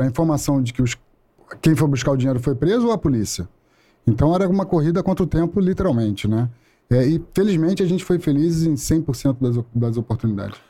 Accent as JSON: {"language": "Portuguese", "region": "Rio de Janeiro", "country": "Brazil", "tie": "born or raised there", "said": "Sou do Rio de Janeiro, é nascido e criado no Meier e logo em seguida para Tijuca"}